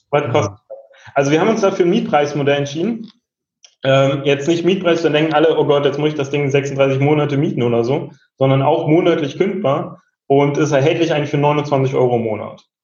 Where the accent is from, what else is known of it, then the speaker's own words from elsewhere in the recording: Berlin, Germany; ich bin auch ursprünglich Berliner